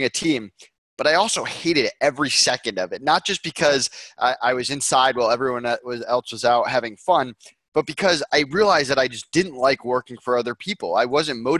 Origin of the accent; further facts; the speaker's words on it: Longmeadow, Massachusetts, United States; I grew up in Longmeadow, Massachusetts, Western Mass